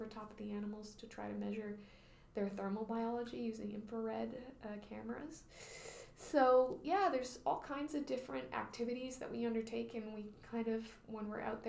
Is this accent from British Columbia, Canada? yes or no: yes; Vancouver Island, British Columbia, Canada; I grew up on Vancouver Island, and I never went on the ocean